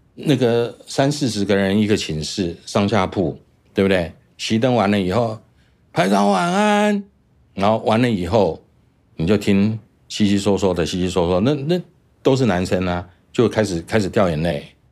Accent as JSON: {"language": "Chinese", "region": "Taichung", "country": "Taiwan", "tie": "born or raised there", "said": "我的父亲是空军，也是个飞行员，在台中出生，我们一直在台中的眷村长大"}